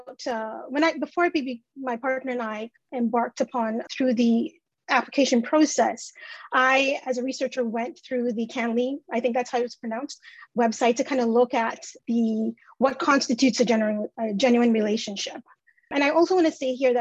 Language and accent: English; Canada; a Canadian-born citizen